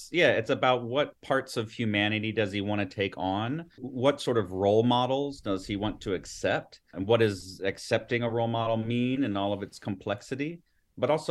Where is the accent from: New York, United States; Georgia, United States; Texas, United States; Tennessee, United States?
Georgia, United States; Atlanta; I grew up here in Atlanta